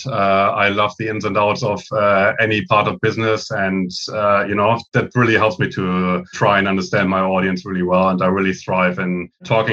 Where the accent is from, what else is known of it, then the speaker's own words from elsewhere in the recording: Germany; moved away as an adult; now in Australia; you might be able to tell by my accent, I'm originally from Germany